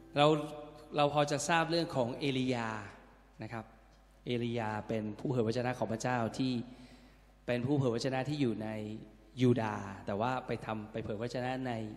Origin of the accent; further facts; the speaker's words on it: Thailand; แค่เราเกิดในแผ่นดินชื่อไทย